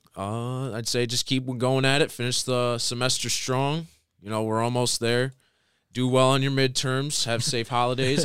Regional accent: Tecumseh, Michigan, United States; I was born and raised in Tecumseh, Michigan my whole life.

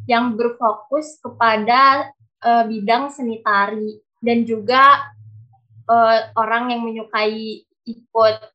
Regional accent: Cianjur, West Java, Indonesia; Aku berasal dari Kabupaten Cianjur, Provinsi Jawa Barat.

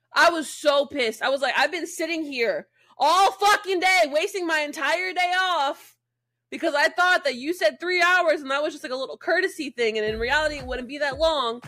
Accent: Jacksonville, United States; born or raised there; moved away

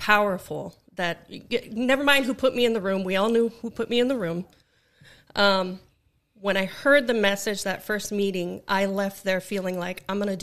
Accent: Hawaiian Islands, United States; moved away; back home on the Hawaiian Islands

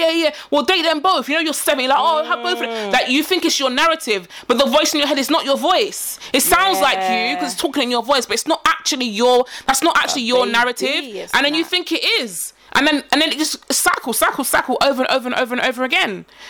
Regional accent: Ghana; Like, we're Ghanaian, you're Nigerian, we don't like you because you're Nigerian.

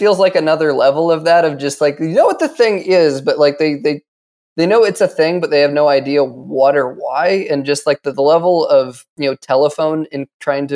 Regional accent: Colorado, United States; I grew up in Colorado, which is not too far away from South Dakota.

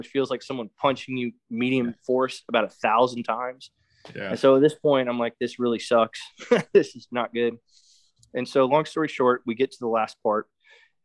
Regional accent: Florida, United States; I'm from Florida.

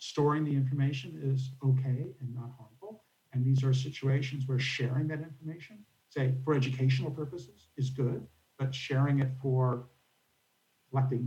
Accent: California, United States; moved away as an adult; also born or lived in Silicon Valley, California; now in Pittsburgh, United States; I come from California

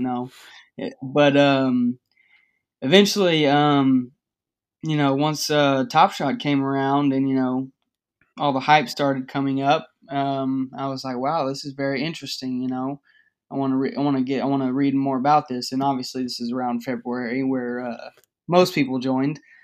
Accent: Dallas-Fort Worth area, Texas, United States; I'm from the Dallas-Fort Worth area, kind of.

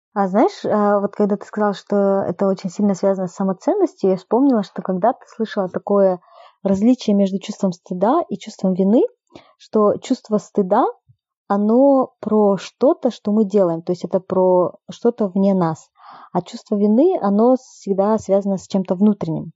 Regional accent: Kokshetau, Akmola Region, Kazakhstan; now in Almaty, Kazakhstan; я сейчас живу в Алмате, это большой город, который намного свободнее, да, во многих отношениях, чем Кокштау

